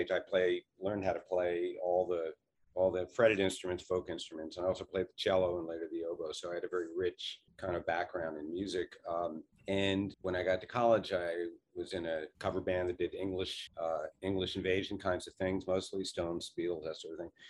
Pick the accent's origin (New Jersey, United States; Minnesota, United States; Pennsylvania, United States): Pennsylvania, United States; Philadelphia; we grew up in Philadelphia. We spent our entire childhood